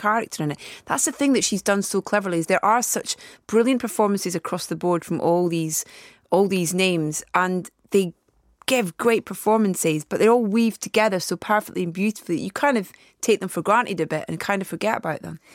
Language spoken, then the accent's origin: English; Anstruther, Scotland, United Kingdom; from a little fishing village called Anstruther, which is on the east coast near Saint Andrews